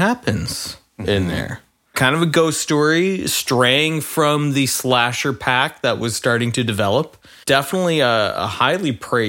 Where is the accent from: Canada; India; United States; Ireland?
Canada; as a Canadian